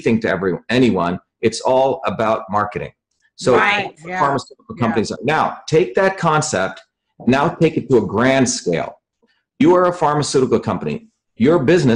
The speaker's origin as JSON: {"language": "English", "country": "India", "tie": "born or raised there", "moved": "yes", "said": "I grew up in India where my grandmother was a real healer."}